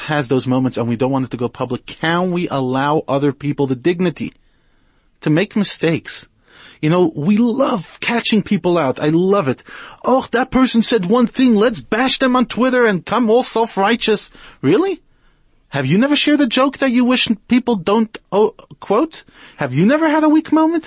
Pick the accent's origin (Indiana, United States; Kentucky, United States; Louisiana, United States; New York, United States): New York, United States; now in South Africa; I grew up in New York.